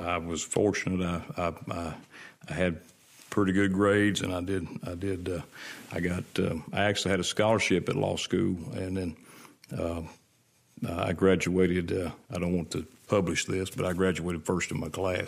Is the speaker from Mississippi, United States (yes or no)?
yes; Brandon, Mississippi, United States; I was born and raised, uh, between Florence and Brandon on Highway four sixty-eight.